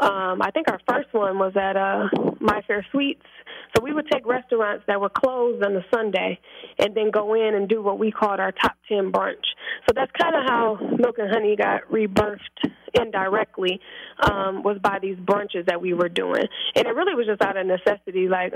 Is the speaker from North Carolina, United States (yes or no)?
no; Milwaukee, Wisconsin, United States; Like, I'm from Milwaukee, Wisconsin. Teenage mother.